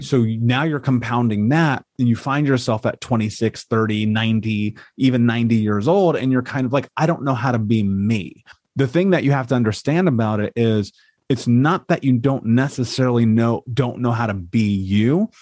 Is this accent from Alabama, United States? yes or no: no; Indianapolis, Indiana, United States; I grew up in America. I grew up in Indianapolis